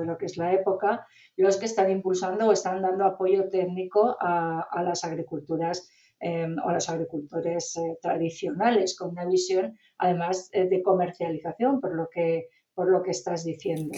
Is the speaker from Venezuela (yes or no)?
no; northern Spain, Spain; yo soy norteña